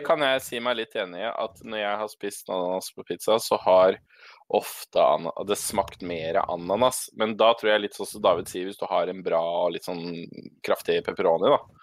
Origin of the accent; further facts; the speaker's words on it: Tønsberg, Vestfold, Norway; now in Stokke, Norway; Jeg er også fra Tønsberg. Uh, bor dessverre i Stokke, ikke i Tønsberg.